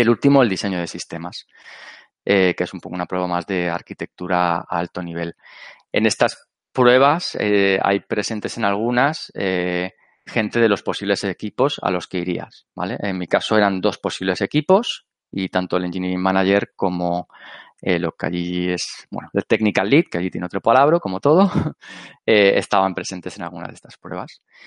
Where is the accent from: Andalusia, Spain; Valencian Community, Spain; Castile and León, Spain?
Valencian Community, Spain; Alicante; yo soy de Alicante